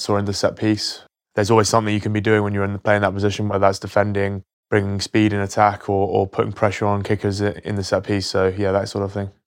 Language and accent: English; Surrey-Kent border, South East England, United Kingdom; grew up in the Surrey-Kent border, played all my sport predominantly in Kent